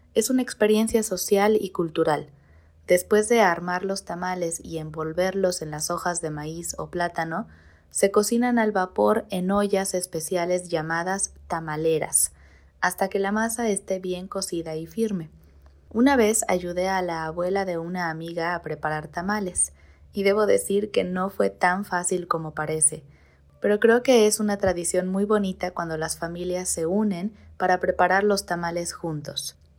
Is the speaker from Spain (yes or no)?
no; Mexico